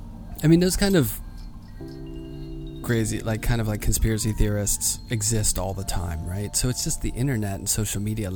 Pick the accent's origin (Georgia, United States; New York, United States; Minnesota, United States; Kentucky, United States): New York, United States; being a New Yorker